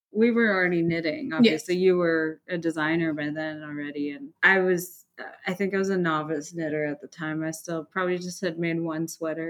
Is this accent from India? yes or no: yes; India; moved away; And, you know, I'm from India. I'm Indian. I was born in India. I moved for school and work and things like that and ended up here.